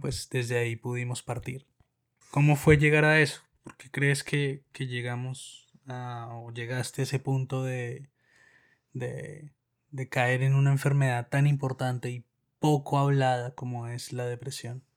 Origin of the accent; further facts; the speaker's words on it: Colombia; now in Moscow, Russia; Soy un colombiano que vive en Moscú desde hace muchos años